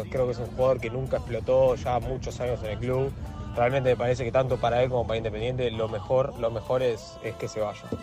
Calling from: Lanús, Buenos Aires Province, Argentina; de Lanús.

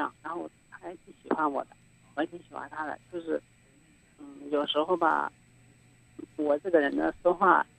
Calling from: Xinyang, Henan, China; 我是来自信信阳信阳的。

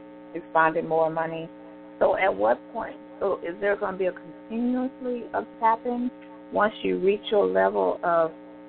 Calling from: San Antonio, Texas, United States; I'm calling from San Antonio.

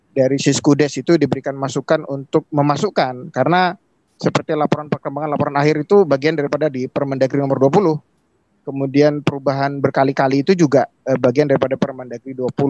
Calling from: East Kalimantan, Indonesia; Kami dari Kutai Timur, di Kalimantan hmm. Timur.

